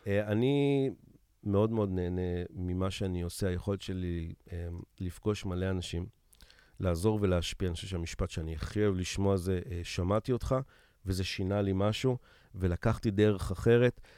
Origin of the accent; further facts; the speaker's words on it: Israel; אני ישראלי